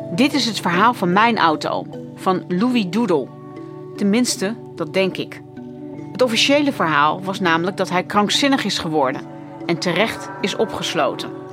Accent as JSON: {"language": "Dutch", "country": "Netherlands", "tie": "born or raised there", "said": "Ik ben ook nog eens een keer opgegroeid in Nederland"}